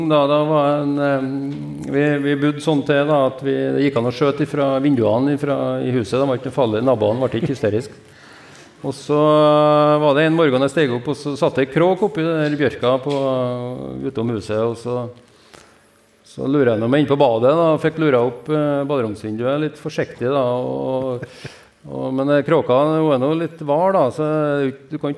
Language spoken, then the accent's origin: Norwegian; Levanger, Trøndelag, Norway; now in Høylandet, Norway; Så nei da, jeg eh, Vokste opp på Levanger, ja, oppe i ei bygd oppe i Munkeby.